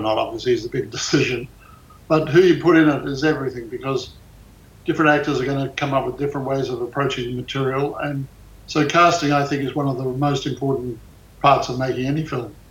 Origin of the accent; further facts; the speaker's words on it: Australia; now in United States; I was born in Australia.